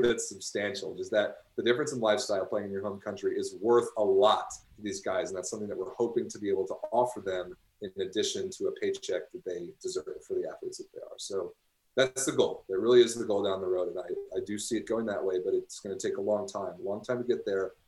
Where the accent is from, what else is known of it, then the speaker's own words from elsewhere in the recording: United States; now in Chicago, United States; as an American